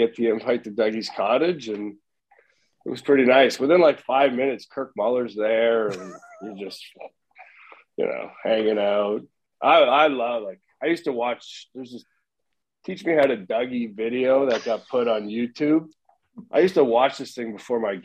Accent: Oakville, Ontario, Canada; I grew up in Oakville.

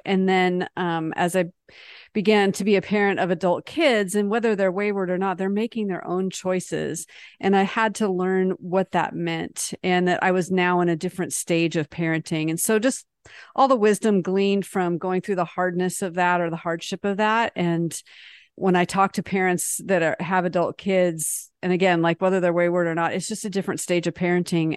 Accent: United States; also born or lived in France; as an American

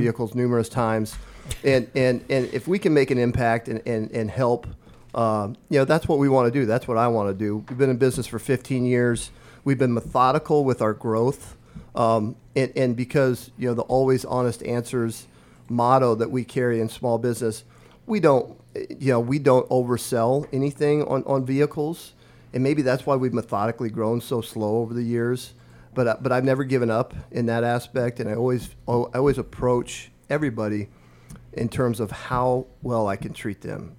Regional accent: Omaha Indian Reservation, northeast Nebraska, United States; born or raised there; moved away as an adult; now in Lincoln, United States

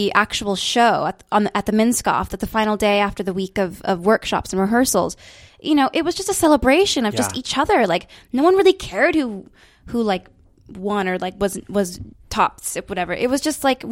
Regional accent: North Carolina, United States; also born or lived in California; I was born and raised in California, and then I moved to North Carolina when I was around seven. And I've been there since.

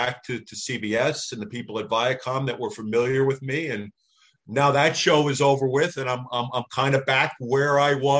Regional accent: Northeast, United States; I grew up in the Northeast

